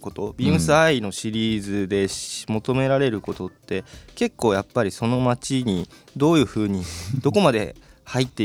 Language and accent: Japanese; Saitama, Japan; 地元は埼玉なんですけど埼玉ずっと関東で